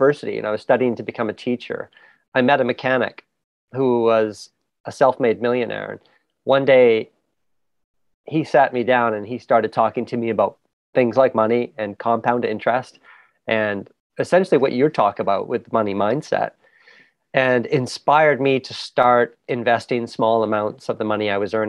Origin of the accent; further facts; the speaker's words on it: Canada; also born or lived in England; I was born in England, raised in Canada